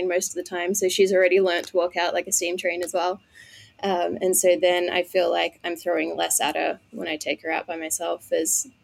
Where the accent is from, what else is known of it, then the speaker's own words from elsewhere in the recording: Australia; moved away as an adult; also born or lived in Colorado; now in United States; I am from Australia